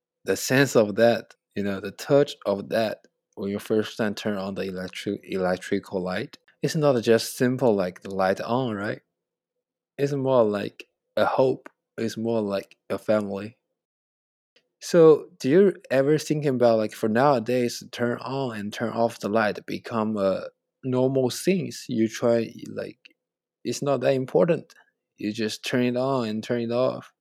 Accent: China; English is a second language; moved away as an adult; now in United States; I know Chinese and both Chinese and English, and I understanding because I grew up in China

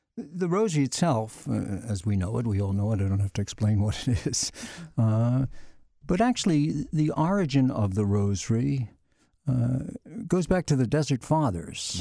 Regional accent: Philadelphia, Pennsylvania, United States; moved away; I was born and raised in the Archdiocese of Philadelphia

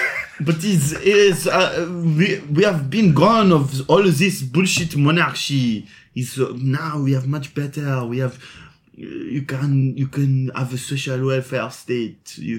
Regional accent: France; English is a second language; Because I'm from France. We do not like the monarchy. La monarchie.

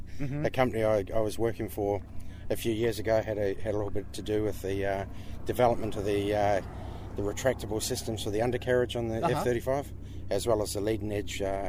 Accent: Sydney, New South Wales, Australia; Geeks from Sydney.

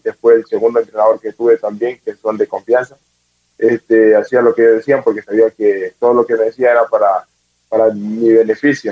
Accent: Puerto Quito, Pichincha, Ecuador; soy de Puerto Quito, tengo 29 años. Pues nada, una familia humilde, muchos hermanos

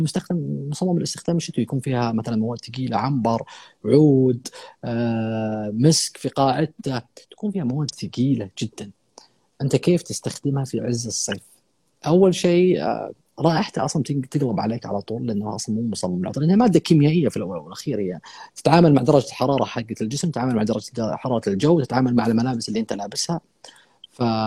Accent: Saudi Arabia

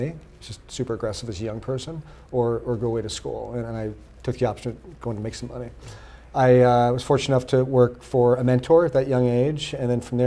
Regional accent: Los Angeles, California, United States; growing up in Los Angeles

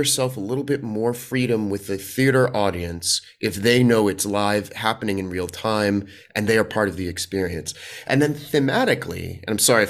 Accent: Washington, District of Columbia, United States; also born or lived in New York; now in Los Angeles, United States; I grew up in Washington, D.C., and then spent a lot of time doing theater in New York before moving out to L.A., so it's the New York LA actor experience is a pretty common one here.

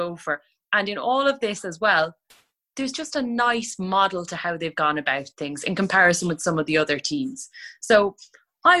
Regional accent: Ireland; I'm from Rosspray.

